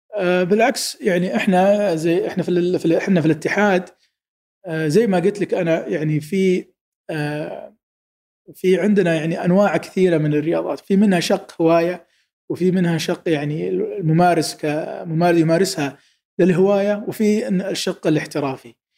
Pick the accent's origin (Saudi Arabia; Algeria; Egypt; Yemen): Saudi Arabia; انا كسعودي